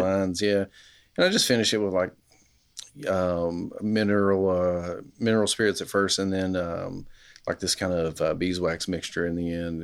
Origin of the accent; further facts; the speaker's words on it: Kentucky, United States; now in Knoxville, United States; Appalachian kid growing up in Nowheresville, Kentucky